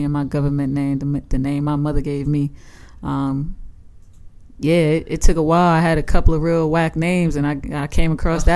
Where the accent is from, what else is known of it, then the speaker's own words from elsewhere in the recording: Long Island, New York, United States; also born or lived in Staten Island; I grew up on Long Island